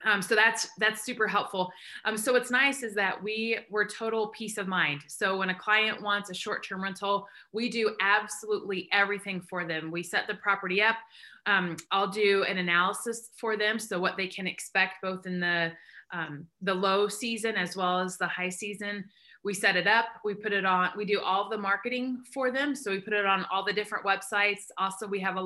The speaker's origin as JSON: {"language": "English", "region": "Indiana", "country": "United States", "also_born_or_lived": "Michigan", "moved": "as an adult", "lives_now": "Indianapolis, United States", "said": "I'm from Indiana originally, from the east side. I'm a farm girl"}